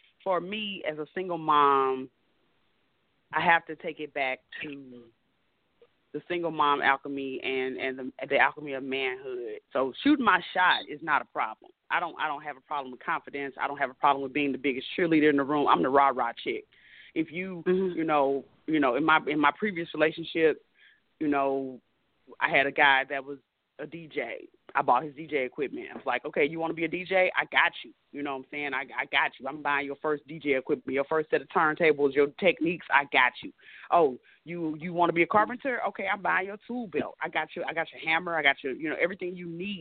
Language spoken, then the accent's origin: English; St. Louis, Missouri, United States; now in Atlanta, United States; I'm from St. Louis, but I live in ATL